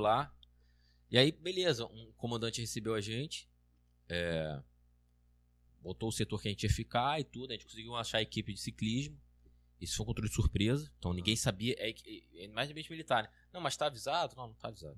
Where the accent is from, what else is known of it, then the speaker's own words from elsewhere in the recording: Rio de Janeiro, Brazil; eu sou carioca, eu sou, sou mais acostumado, assim.